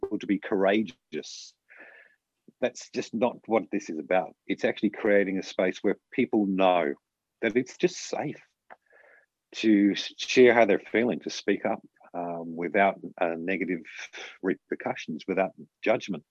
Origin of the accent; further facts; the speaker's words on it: Australia; as Australian males